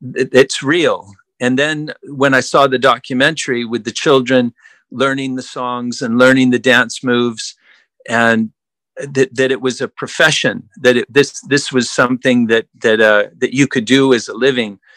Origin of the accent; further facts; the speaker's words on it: United States; also born or lived in Utah / Imperial Beach, California; having grown up on the west side of the United States in Utah, I was born in California, went to high school in Imperial Beach down by Tijuana, Mexico.